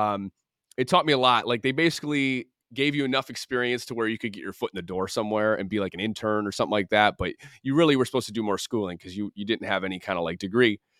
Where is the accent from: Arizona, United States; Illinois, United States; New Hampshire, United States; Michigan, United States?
Michigan, United States; moved away as an adult; now in Los Angeles, United States; growing up in the Midwest and, um, having, like, a really strong family morals thing, and also just knowing that, like, my family's in Michigan, I have my friends in Michigan